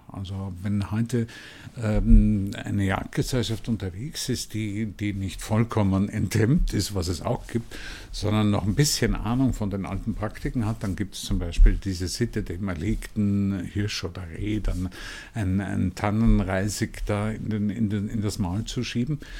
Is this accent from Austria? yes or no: yes; Vienna, Austria; Ich bin noch in, in Wien in einer Familie aufgewachsen